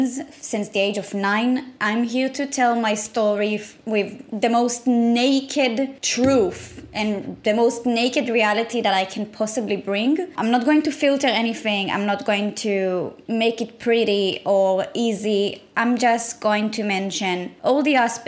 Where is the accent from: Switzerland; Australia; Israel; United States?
Israel; I was born and raised in Israel.